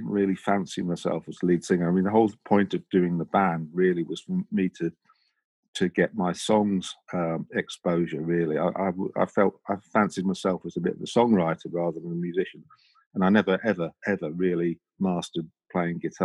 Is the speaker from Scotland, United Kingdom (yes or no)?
no; London, United Kingdom; moved away as an adult; also born or lived in Leicester; I'm from Crystal Palace in South London